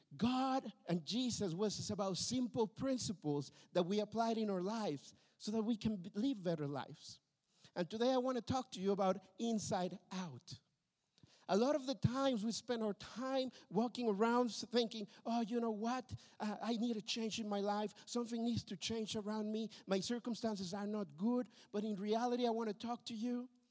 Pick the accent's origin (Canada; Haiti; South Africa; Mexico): Mexico; also born or lived in Berlin, Germany; now in Tilburg, Netherlands; I come from a broken family uh, from Mexico